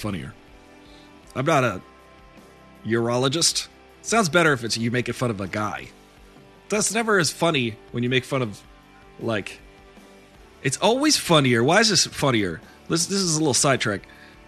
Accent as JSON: {"language": "English", "region": "New York", "country": "United States", "tie": "born or raised there", "said": "I grew up in New York"}